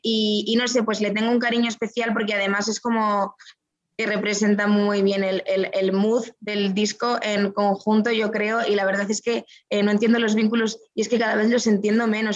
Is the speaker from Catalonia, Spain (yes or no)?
no; Madrid, Community of Madrid, Spain; moved away; also born or lived in Guadalajara, Spain; yo nací en Madrid. La gente se ríe mucho cuando yo digo que soy madrileña